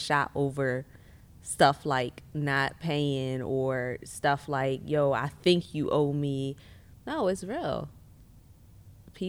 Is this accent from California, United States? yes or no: no; Philadelphia, Pennsylvania, United States; I'm originally from West Philadelphia, born and raised.